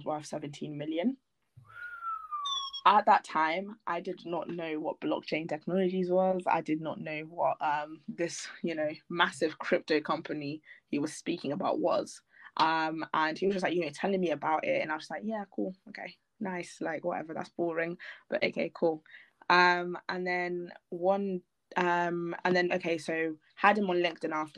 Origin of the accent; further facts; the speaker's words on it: Milton Keynes, South East England, United Kingdom; just sitting around in my hometown, Milton Keynes